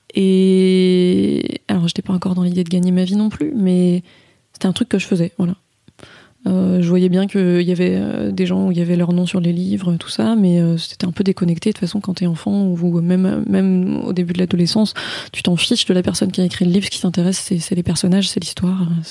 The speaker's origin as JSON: {"language": "French", "town": "Saint-Malo", "region": "Brittany", "country": "France", "tie": "born or raised there", "said": "j'ai grandi à Saint-Malo"}